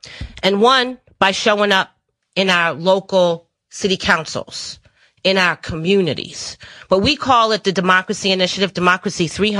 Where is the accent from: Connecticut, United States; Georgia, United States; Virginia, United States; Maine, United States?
Connecticut, United States; New London; moved away; also born or lived in Michigan; I just moved here from Michigan. Spent 17 years. I used to spend 20 years in the labor movement, the United Auto Workers Union. But I come from Connecticut, a little town called New London, Connecticut.